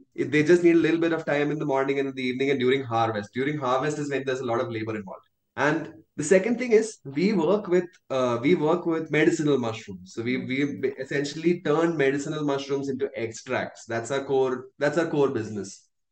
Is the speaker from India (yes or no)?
yes; India